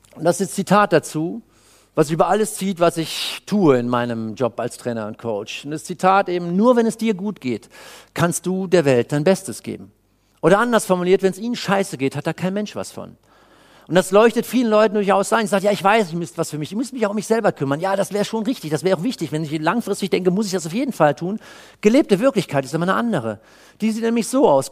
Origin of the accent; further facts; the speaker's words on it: Cologne, North Rhine-Westphalia, Germany; Ich komme aus Köln